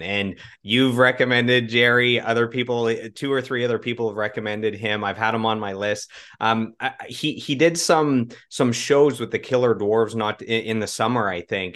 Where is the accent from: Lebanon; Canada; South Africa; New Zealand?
Canada; Russell, Ontario; I grew up in Russell, Ontario, so about thirty minutes outside of Ottawa